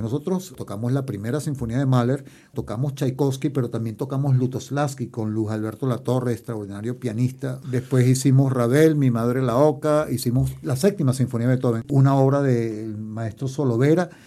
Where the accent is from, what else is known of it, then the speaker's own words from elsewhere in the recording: Barquisimeto, Lara, Venezuela; moved away as an adult; also born or lived in England; now in Chile; yo nací en Venezuela, pero mi familia es europea, mi padre era italiano y mi madre española